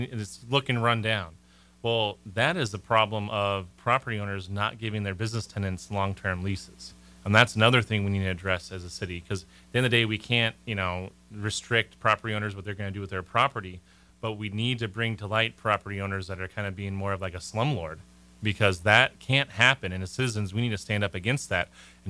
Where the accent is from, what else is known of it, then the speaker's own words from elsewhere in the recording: Malaysia; I'm from Malaysia too, and they're from Malaysia.